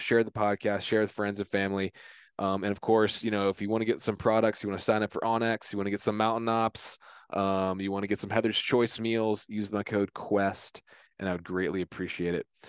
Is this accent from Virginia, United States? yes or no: yes; Virginia, United States; also born or lived in Tampa, Florida; I grew up in Virginia